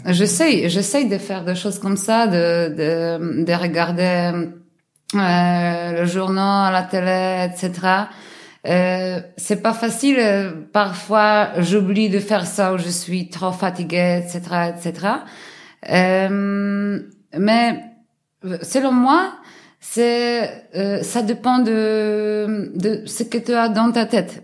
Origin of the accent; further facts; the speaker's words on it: Warsaw, Masovian Voivodeship, Poland; French is a second language; je suis polonaise de Varsovie